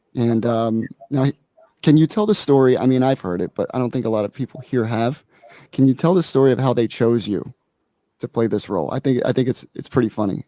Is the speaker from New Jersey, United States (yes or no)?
yes; Vineland, New Jersey, United States; Jersey boy, man, all day. South Jersey